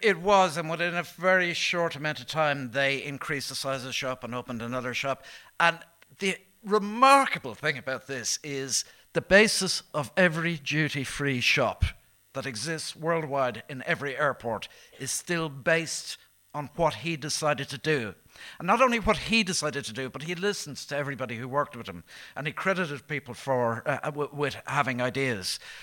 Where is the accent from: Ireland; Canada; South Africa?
Ireland; growing up in Ireland in the seventies and nineties